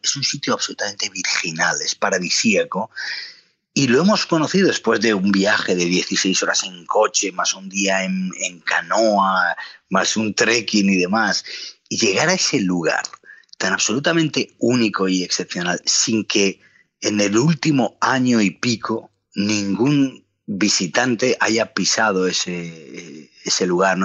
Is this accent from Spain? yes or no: yes; Palencia, Castile and León, Spain; also born or lived in Madrid; Palencia, ¿no? Que es, que es donde yo nací